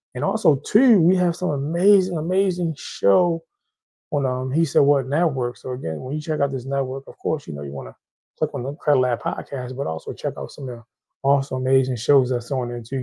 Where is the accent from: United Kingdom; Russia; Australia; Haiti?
Haiti; I'm Haitian. I'm from Haiti